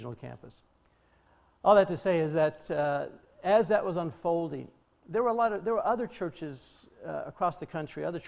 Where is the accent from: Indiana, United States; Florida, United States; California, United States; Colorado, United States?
Colorado, United States; moved away as an adult; also born or lived in Chicago; I'm from Colorado